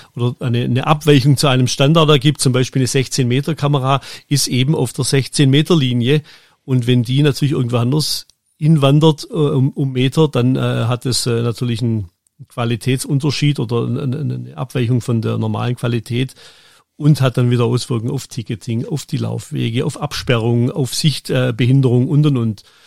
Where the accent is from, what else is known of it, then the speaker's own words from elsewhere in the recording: Germany; moved away as an adult; also born or lived in Switzerland; ich bin dann als Deutscher noch in die Schweiz gekommen